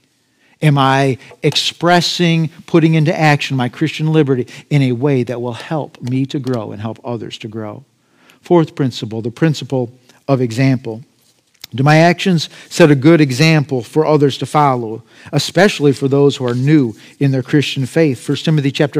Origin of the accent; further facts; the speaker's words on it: United States; as an American